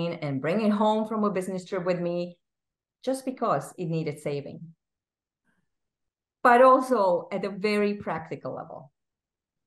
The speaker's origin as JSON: {"language": "English", "country": "Czechia", "tie": "born or raised there", "second_language": "English", "moved": "as an adult", "lives_now": "Massachusetts, United States", "said": "I grew up in a small country in Central Europe that is now called the Czech Republic"}